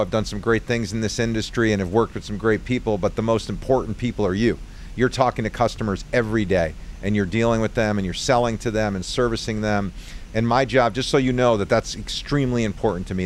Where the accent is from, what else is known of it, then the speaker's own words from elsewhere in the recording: Long Island Sound area, Connecticut, United States; I grew up in the Long Island Sound area